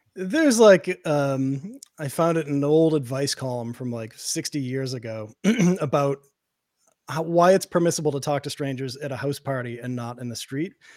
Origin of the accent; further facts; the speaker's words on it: Boston, Massachusetts, United States; I grew up in Boston. I grew up in a, in an Irish and Italian neighborhood